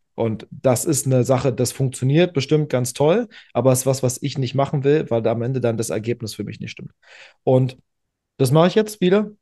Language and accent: German; Berlin, Germany; ich bin in ähm, in der Zeit aufgewachsen, im Berliner Leistungshandball